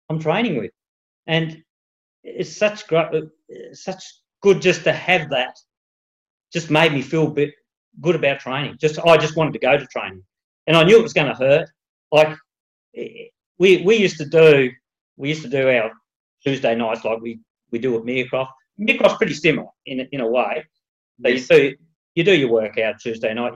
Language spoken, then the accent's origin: English; Tasmania, Australia; also born or lived in Melbourne, Victoria; We're originally from Tassie